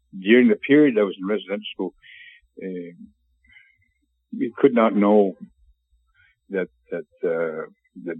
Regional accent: Portage la Prairie and Brandon, Manitoba, Canada; I'm spent 11 years or so in residential schools in Portage of Perry and Brandon, and most summers in a foster home

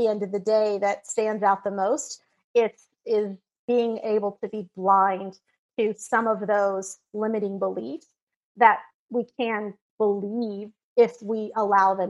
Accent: Texas, United States; there was this little country bumpkin school out in Texas

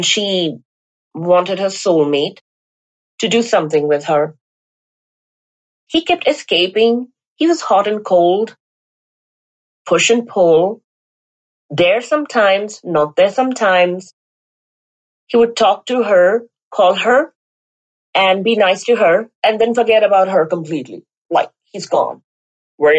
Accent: India; now in Las Vegas, United States; I come from India

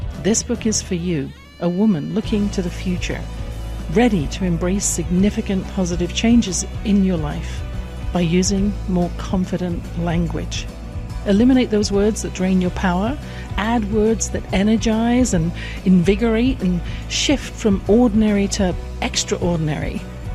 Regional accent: England, United Kingdom; I grew up in England

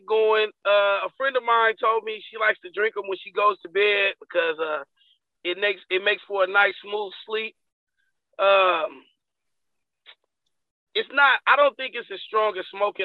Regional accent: Vallejo, California, United States; also born or lived in San Francisco / Berkeley; now in Oakland, United States; I was kind of learned the life and seasoned in Vallejo, California

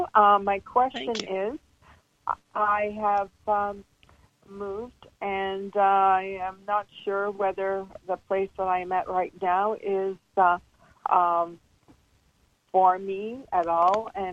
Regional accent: Slovenia; moved away; I was born in Slovenia.

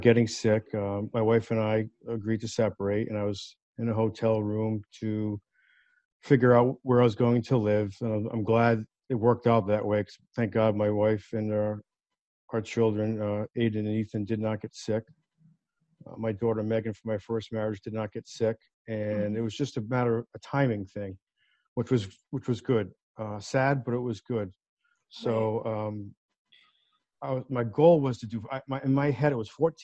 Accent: Warwick, Rhode Island, United States; Kent County Hospital in Warwick, Rhode Island, in our backyard, my backyard. I was born there on April 8th, 1970

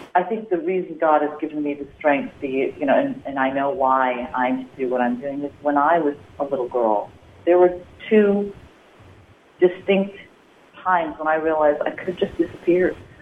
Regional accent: Midwest, United States; as a child, you know, growing up in the Midwest

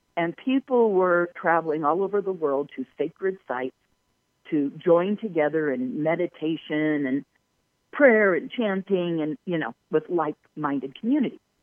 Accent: Palos Verdes, California, United States; moved away as an adult; also born or lived in Irvine, California / Orange County, California; now in Sedona, United States; born and raised in Southern California. I grew up in Palos Verdes, coastal Southern California

